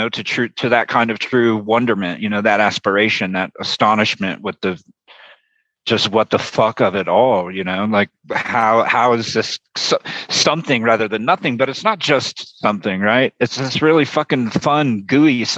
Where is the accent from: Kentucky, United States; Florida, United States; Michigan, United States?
Florida, United States; when I was very young, I grew up in Florida